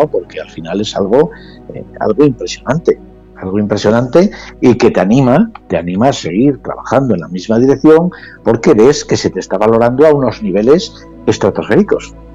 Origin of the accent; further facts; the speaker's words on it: San Facundo, Spain; en mi tierra, en mi pueblo